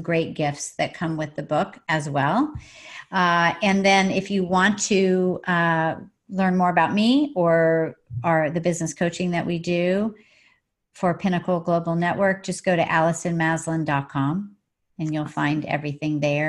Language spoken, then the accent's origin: English; Oklahoma, United States; now in San Diego, United States; I'm from Oklahoma originally